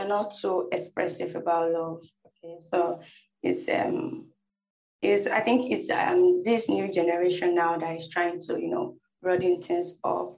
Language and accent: English; Nigeria; us Nigerians